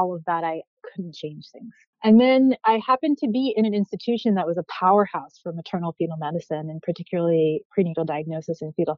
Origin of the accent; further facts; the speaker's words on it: New York City, New York, United States; moved away as an adult; also born or lived in Egypt; now in Philadelphia, United States; I grew up in New York City, which is always going to be home, even though I've been living in Philadelphia now going on 11 years